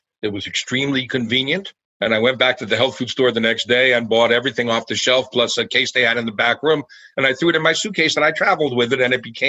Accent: Elizabeth, New Jersey, United States; I'm a kid from New Jersey, so I grew up in a town called Elizabeth

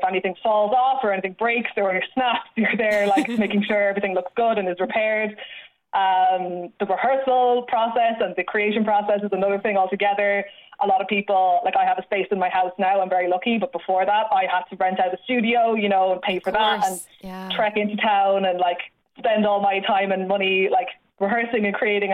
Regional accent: Galway, Connacht, Ireland; moved away as an adult; also born or lived in London; Galway, which is where I'm from.

